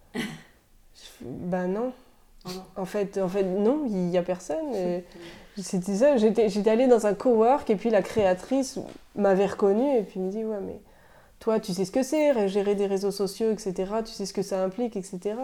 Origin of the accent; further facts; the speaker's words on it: France; moved away as an adult; now in Montreal, Canada; depuis que je suis partie de France